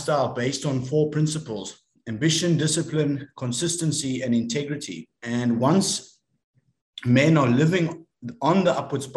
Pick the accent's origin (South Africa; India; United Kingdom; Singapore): South Africa; I'm from South Africa